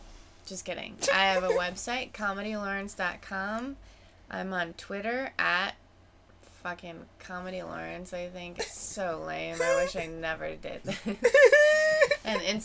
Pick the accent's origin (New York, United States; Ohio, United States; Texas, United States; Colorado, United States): New York, United States; Middletown; moved away as an adult; also born or lived in Niagara Falls, New York / Buffalo, New York / Chicago, Illinois / Brooklyn, New York; now in Los Angeles, United States; I lived in Middletown, New York, which is 2 hours from the city